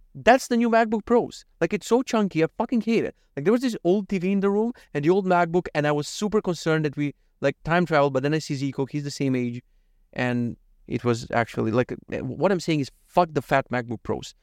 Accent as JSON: {"language": "English", "country": "North Macedonia", "said": "From Macedonia"}